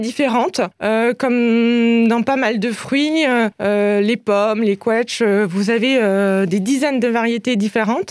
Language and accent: French; Alsace, Grand Est, France; je suis né en Alsace. J'ai toujours vécu en Alsace et j'adore l'Alsace